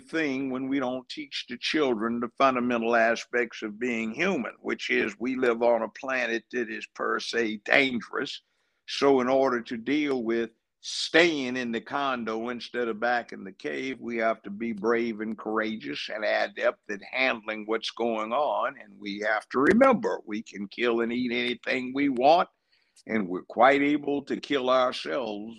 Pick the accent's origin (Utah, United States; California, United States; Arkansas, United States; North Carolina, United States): California, United States; Los Angeles; moved away as an adult; now in Tennessee, United States; I grew up in Los Angeles, went to UCLA Law School